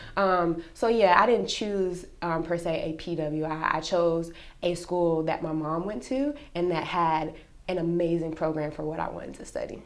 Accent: North Carolina, United States; moved away as an adult; now in Texas, United States; I grew up in North Carolina. Mm-hmm. Uh, whole life, born, raised, educated, everything, North Carolina

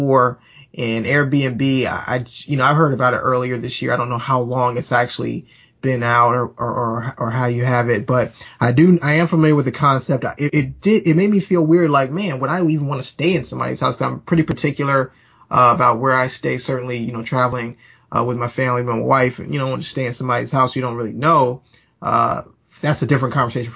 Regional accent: United States; we as Americans

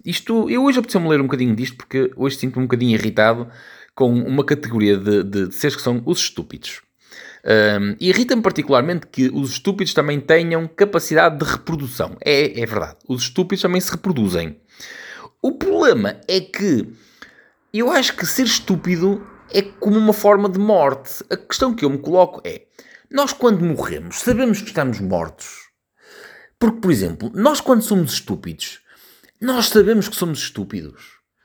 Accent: Portugal

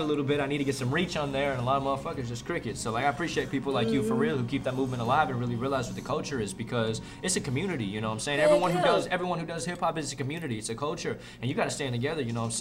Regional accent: San Francisco, California, United States; I grew up in San Francisco

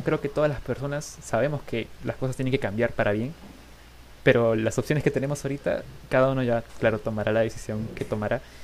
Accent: Peru; vamos a seguir aquí siendo peruanos igual

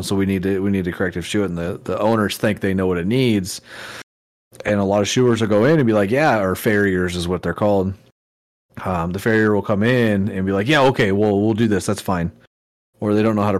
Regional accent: Oakdale, California, United States; now in Idaho, United States; I grew up in Oakdale, California, which is the cowboy capital of the world

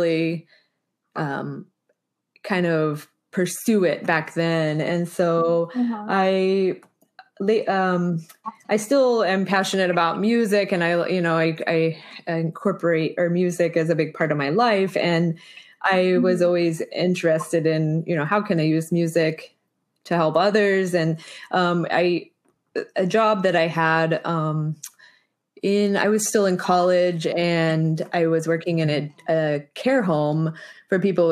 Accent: Springfield, Missouri, United States; I grew up in Springfield, Missouri

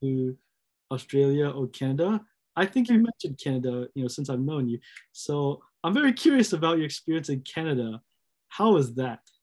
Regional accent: United States; I'm American.

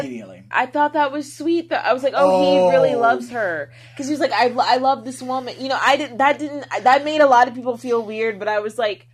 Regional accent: New Orleans, Louisiana, United States; I grew up in New Orleans

